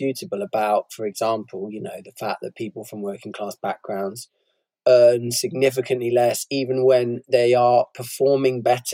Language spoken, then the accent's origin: English; Bristol, South West England, United Kingdom; When I was growing up, I was brought up in Bristol, very class segregated city